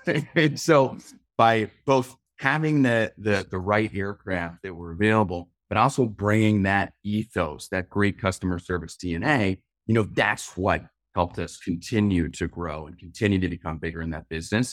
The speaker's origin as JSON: {"language": "English", "town": "Louisville", "region": "Kentucky", "country": "United States", "tie": "born or raised there", "said": "where I grew up in Louisville, Kentucky"}